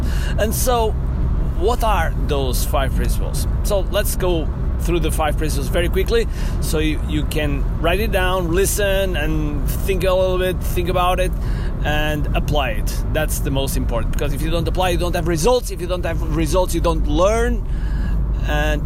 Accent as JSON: {"language": "English", "country": "Portugal", "second_language": "English", "said": "I'm from Portugal and I consider myself as a world citizen"}